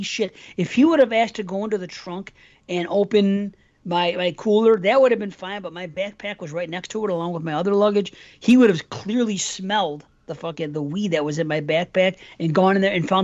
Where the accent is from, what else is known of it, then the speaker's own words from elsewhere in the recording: North Tonawanda, New York, United States; North Tonawanda, out here, Buffalo